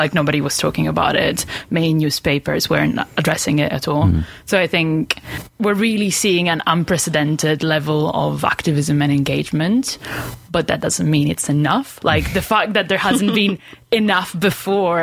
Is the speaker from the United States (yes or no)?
no; Italy; now in Aberdeen, United Kingdom; I'm from Italy originally.